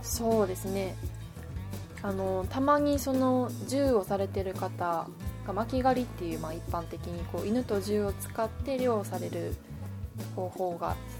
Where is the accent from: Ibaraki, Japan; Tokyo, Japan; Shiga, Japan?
Shiga, Japan; moved away as an adult; also born or lived in Kochi Prefecture; now in Motoyama, Japan; もともとの出身は、えー滋賀県滋賀で生まれ育ってで2015年の12月に高知県に移住をしました